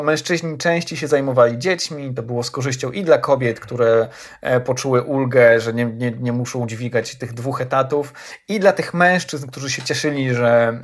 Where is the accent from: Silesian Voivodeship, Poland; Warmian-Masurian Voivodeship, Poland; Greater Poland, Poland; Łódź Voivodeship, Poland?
Warmian-Masurian Voivodeship, Poland; Ełk; moved away; do swojego rodzinnego Ełku